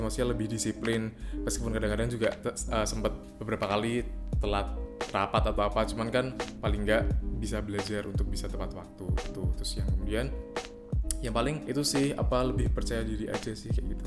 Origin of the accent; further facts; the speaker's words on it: Semarang, Central Java, Indonesia; kita orang Semarang